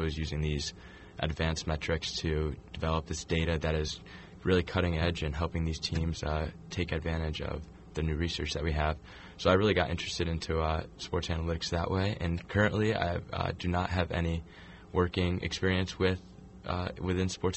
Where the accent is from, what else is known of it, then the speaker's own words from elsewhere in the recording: Torrington, Connecticut, United States; I'm from Torrington, Connecticut originally